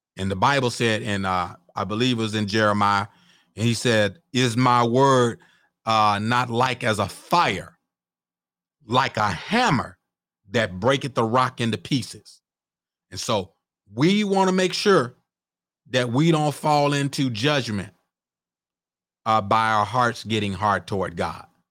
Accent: Mississippi, United States; I was born and raised in Mississippi.

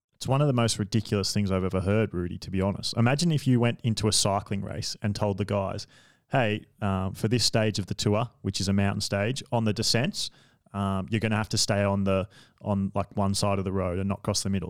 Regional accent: Australia; I'm Australian

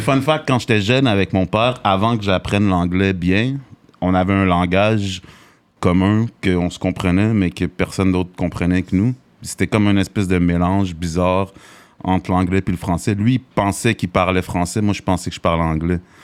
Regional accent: Montreal, Quebec, Canada; also born or lived in Greenfield Park, Quebec; je suis né dans Hochelaga, Maisonneuve

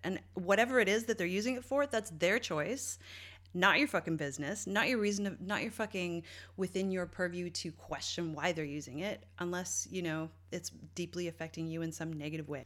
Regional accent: St. John's, Newfoundland and Labrador, Canada; moved away; my hometown, uh, and all the East Coast, but Newfoundland specifically and Saint John's

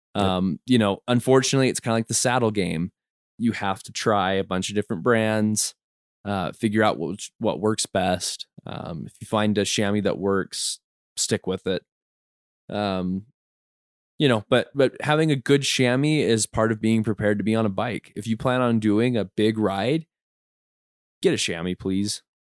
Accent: Utah, United States; we grew up in Utah, we grew up in scouts

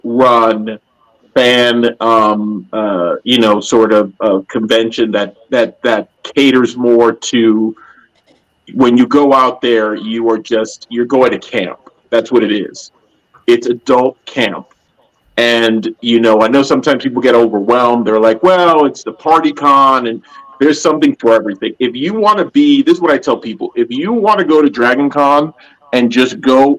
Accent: New York, United States; moved away; I'm originally from New York

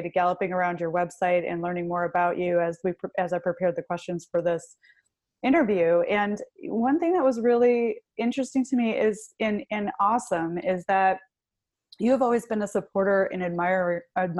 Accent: Michigan, United States; I'm actually from Michigan

